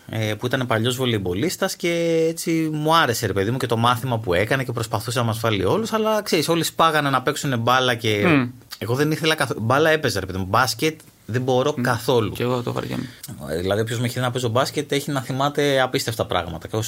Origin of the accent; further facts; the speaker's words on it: Astros, Peloponnese, Greece; Είμαι από το Άστρο που είμαι ο μισό.